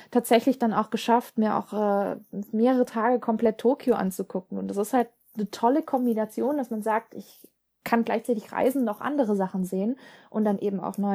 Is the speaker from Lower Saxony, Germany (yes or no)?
no; Stuttgart, Baden-Württemberg, Germany; TGW, ja, äh, ich komme aus Stuttgart, da ist der TGW, glaube ich, die äh, beste Lösung.